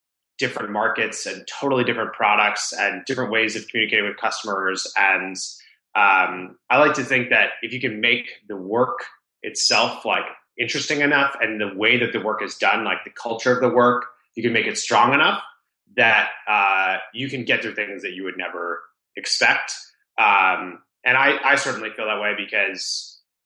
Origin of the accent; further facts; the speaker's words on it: Rhode Island, United States; I grew up in Rhode Island, the smallest state in the U.S.